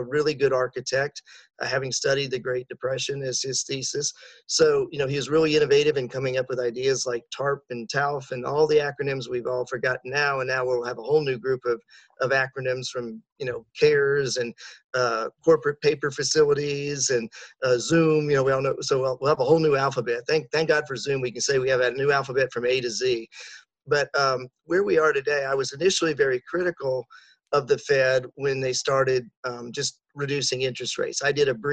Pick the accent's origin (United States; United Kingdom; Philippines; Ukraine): United States; Colorado; moved away; also born or lived in Atlanta; I grew up in Colorado in a developer family